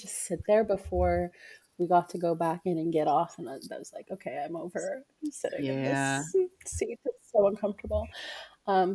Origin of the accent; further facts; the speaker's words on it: Missouri, United States; also born or lived in Pennsylvania; Missouri. That's where I'm from.